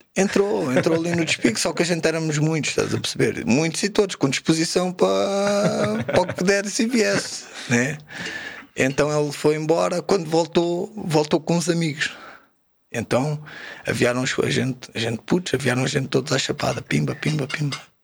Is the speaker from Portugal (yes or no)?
yes; Margem Sul, Setúbal, Portugal; also born or lived in Sintra (Brunheira); saí da Pistoleira com oito a fazer nove fui para a Brunheira. Aqui em Sintra, estive lá cerca de um ano e depois já devia ter dez quando fui morar para a Margem Sul